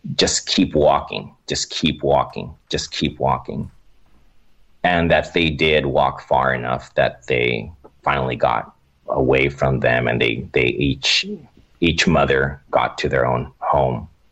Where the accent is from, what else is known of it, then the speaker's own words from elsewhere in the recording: Oxnard, California, United States; I'm originally from Oxnard, California